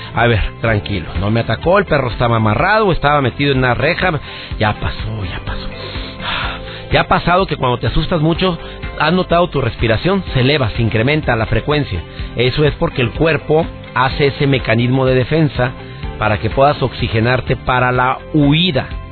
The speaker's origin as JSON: {"language": "Spanish", "town": "Monterrey", "region": "Nuevo León", "country": "Mexico", "tie": "born or raised there", "said": "conductor de televisión en Monterrey, en mi ciudad natal"}